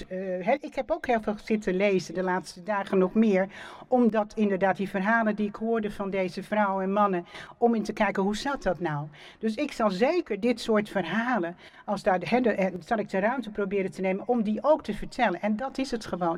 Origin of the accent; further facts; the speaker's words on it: Amsterdam, North Holland, Netherlands; geboren en getogen in Amsterdam